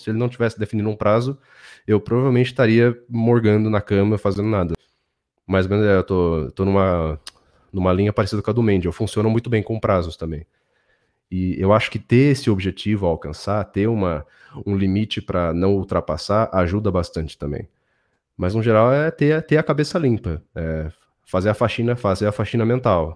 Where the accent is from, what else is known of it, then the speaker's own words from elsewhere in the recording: São Paulo, Brazil; São Paulo, onde eu nasci, cresci e tudo mais